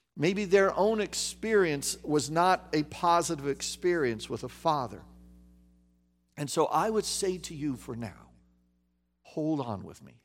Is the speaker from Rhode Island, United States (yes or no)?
no; Kansas, United States; I grew up in Kansas, okay, the, near the geographical center of the United States